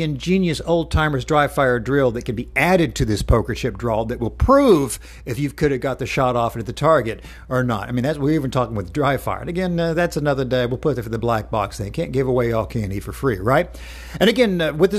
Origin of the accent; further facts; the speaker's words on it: Knoxville, Tennessee, United States; my hometown of Knoxville, Tennessee